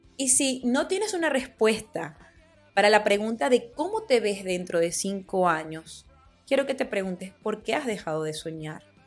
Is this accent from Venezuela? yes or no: yes; Venezuela; en mi país, en Venezuela